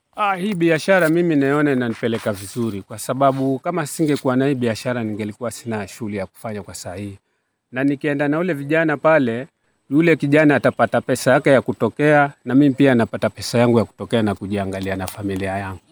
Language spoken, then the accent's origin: Swahili; Kenya; Sisi ni Wakenya